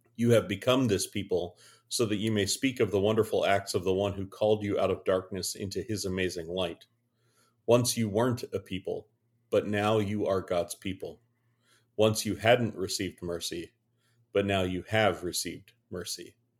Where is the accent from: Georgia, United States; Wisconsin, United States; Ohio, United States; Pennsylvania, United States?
Pennsylvania, United States; Western; … and …, who are middle-aged, cishet, white pastors in the Lutheran Christian tradition. born and raised in Western P A.